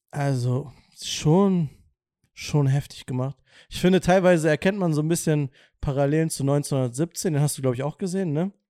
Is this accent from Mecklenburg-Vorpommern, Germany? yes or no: no; Wolfsburg, Lower Saxony, Germany; aus meiner Heimatstadt kommt, aus Wolfsburg